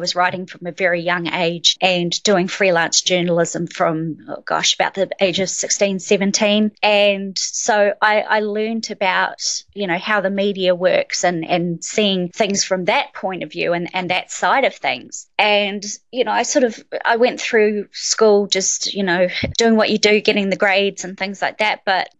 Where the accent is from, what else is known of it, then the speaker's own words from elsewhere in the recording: Christchurch, Canterbury, New Zealand; So born and raised in Christchurch, New Zealand. My mum is actually Australian and my dad is a Kiwi. So I sort of grew up with a little bit of a strange accent because, yeah, with my mum, she had a very strong Australian accent.